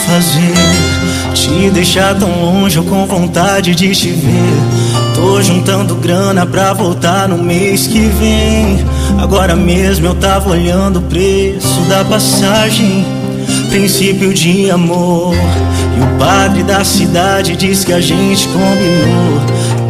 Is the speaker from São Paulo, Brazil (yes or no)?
yes; Americana, São Paulo, Brazil; a nossa cidade de Americana, onde eu nasci e cresci